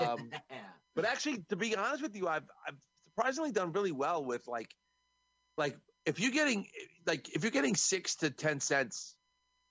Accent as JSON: {"language": "English", "region": "New York", "country": "United States", "said": "I'm from New York."}